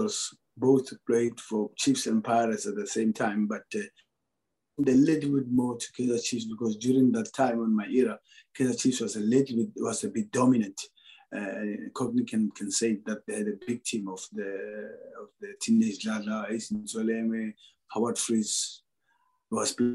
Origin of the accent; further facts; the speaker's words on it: South Africa; moved away as an adult; now in Egypt; my home country